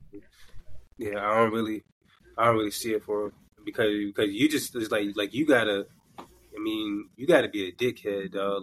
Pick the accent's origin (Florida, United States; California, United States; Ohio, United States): Florida, United States; now in New York, United States; I'm from Florida